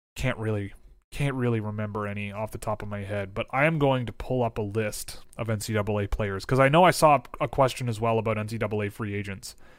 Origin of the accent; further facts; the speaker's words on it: Canada; I'm from Canada